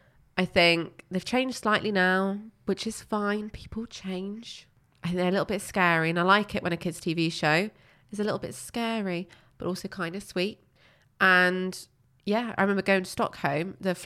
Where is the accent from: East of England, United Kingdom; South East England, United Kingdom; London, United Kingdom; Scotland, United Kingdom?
South East England, United Kingdom; High Wycombe; born there; I was born in High Wycombe.